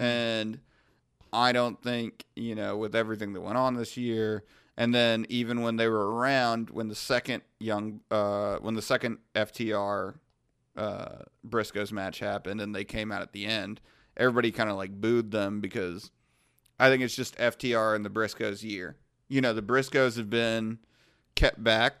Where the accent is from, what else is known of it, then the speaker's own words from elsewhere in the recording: Wantagh, New York, United States; I was born in Wantagh, Long Island